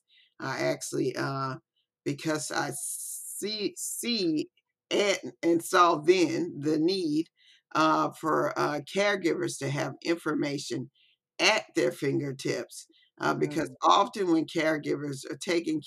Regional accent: Biloxi, Mississippi, United States; I'm actually here from Biloxi, Mississippi

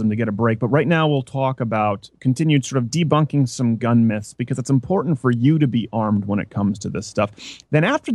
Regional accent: Canada; moved away; also born or lived in New York; I was raised in Canada

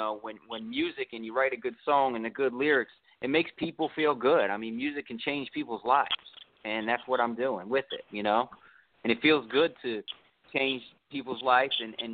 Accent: Baltimore, Maryland, United States; moved away as an adult; now in Atlanta, United States; I grew up in Maryland, Baltimore, Maryland.

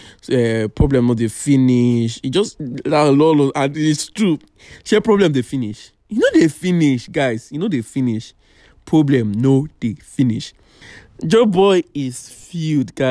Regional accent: Ekiti, Nigeria; moved away; I come from a very local place. I come from Ekiti

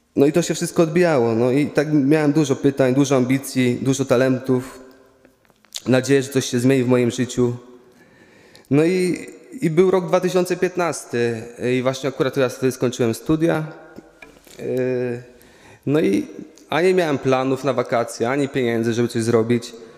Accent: Łuków, Lublin Voivodeship, Poland; pochodzę z Łukowa

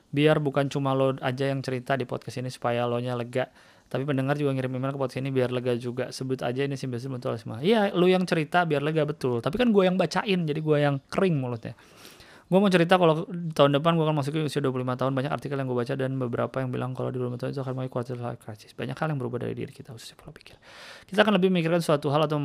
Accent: Jakarta, Indonesia; Gue dari lahir di Jakarta nggak betah bro.

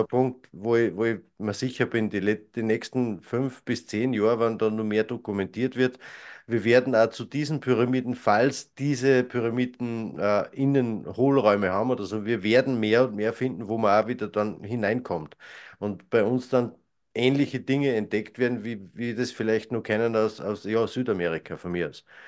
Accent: Austria; bei uns in Österreich

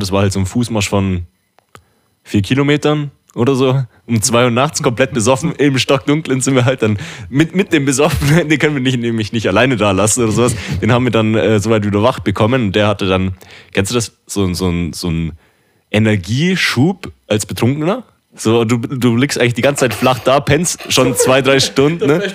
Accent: Dachau, Bavaria, Germany; bei uns in Dachau am Weiher

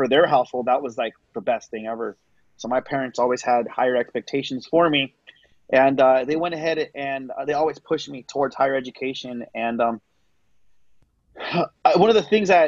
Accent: San Diego, California, United States; also born or lived in Texas / Chula Vista; I am originally from San Diego, born and raised, did live in Texas for a few years

